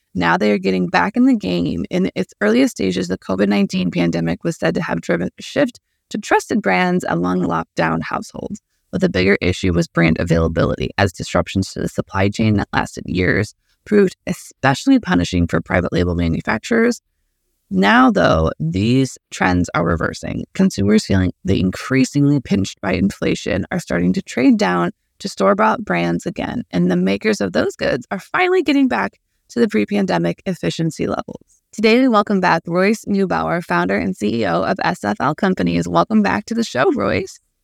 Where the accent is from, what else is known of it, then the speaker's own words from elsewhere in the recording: Midwest, United States; as a Midwesterner, I, uh, that has a somewhat background in agriculture